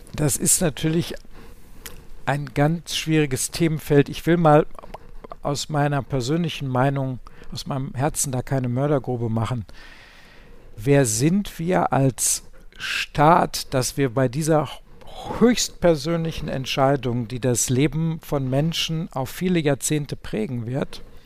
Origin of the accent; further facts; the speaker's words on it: Ruhr area, North Rhine-Westphalia, Germany; ich komme aus dem Ruhrgebiet